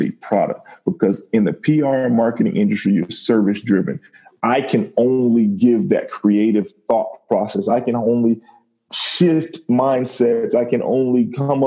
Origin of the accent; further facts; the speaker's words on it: Miami, Florida, United States; Born and raised in Miami